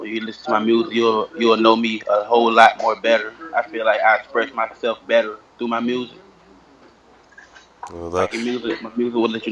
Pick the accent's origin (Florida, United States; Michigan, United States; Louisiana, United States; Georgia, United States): Georgia, United States; Atlanta; I'm from Mason Ave, Edgewood, Atlanta, GA, growing up